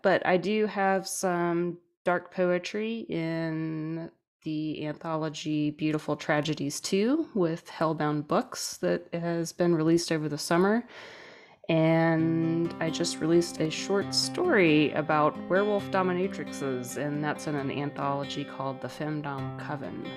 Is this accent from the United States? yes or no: yes; New Orleans, Louisiana, United States; I'm from New Orleans